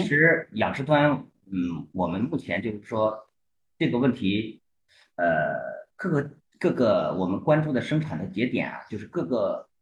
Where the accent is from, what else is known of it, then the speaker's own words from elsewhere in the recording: Heilongjiang, China; 我来自四季分明，啊，我们的中国粮仓黑龙江。呃，其实我的小学到高中 都是在我们东北的乡镇就读的，所以本科我能就读在黑龙江八一农垦大学